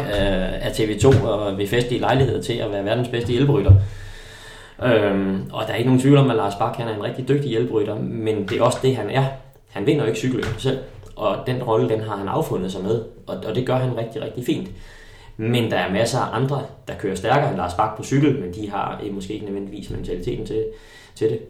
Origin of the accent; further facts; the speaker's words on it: Holbæk, Zealand, Denmark; moved away as an adult; also born or lived in Tølløse; det er også det sted, hvor jeg, øh, hvor jeg har haft min, min ungdom. Jeg gik i øh, gymnasiet i Holbæk